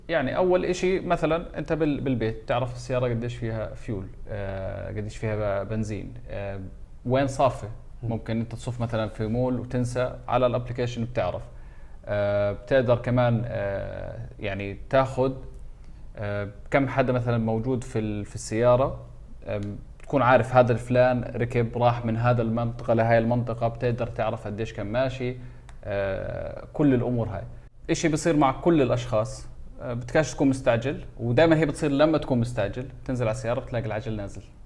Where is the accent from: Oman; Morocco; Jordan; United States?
Jordan; عندنا في الاردن